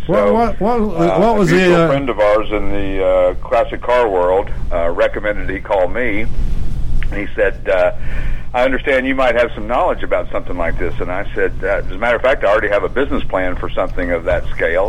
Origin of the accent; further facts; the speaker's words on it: East Tennessee, United States; now in Morgantown, Pennsylvania, United States; I'm from East Tennessee originally.